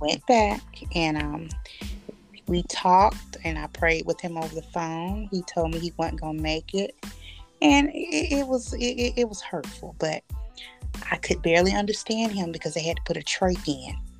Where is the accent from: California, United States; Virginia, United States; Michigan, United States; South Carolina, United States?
California, United States; Bridgeview; I'm from Bridgeview, California